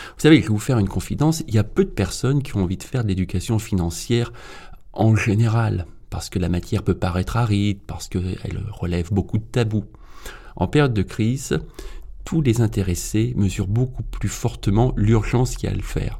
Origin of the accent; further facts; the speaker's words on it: Auvergne-Rhône-Alpes, France; dans ma région d'origine. Je suis auvergnat